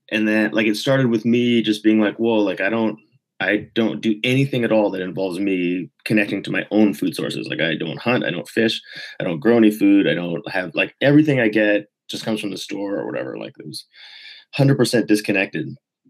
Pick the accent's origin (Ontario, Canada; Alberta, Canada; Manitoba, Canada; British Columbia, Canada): British Columbia, Canada; Vancouver; also born or lived in Quebec; I grew up in Vancouver in British Columbia, but I traveled a lot as a kid. My parents moved around really a lot.